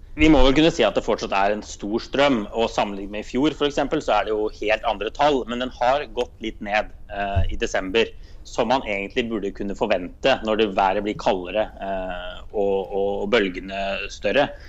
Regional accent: Drammen, Buskerud, Norway; moved away as an adult; now in Brussels, Belgium; for meg som er fra Drammen

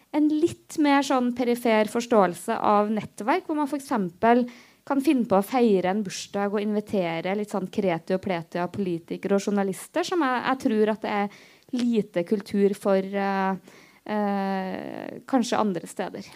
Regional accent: Namdalen, Trøndelag, Norway; now in Oslo, Norway; hadde jeg vært hjemme eh, i Trøndelag i helga og kom liksom, eh, på jobb i Oslo

